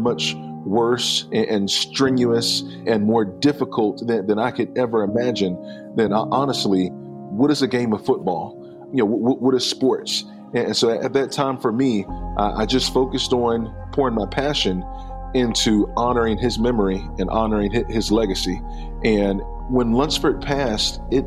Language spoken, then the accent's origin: English; Henderson, North Carolina, United States; Henderson, that's my hometown. That's where I was born and raised and I grew up